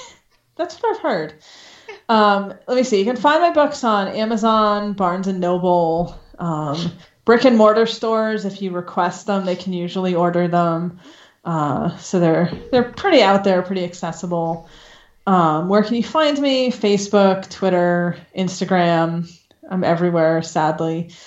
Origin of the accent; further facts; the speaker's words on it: Maine, United States; I'm from Maine originally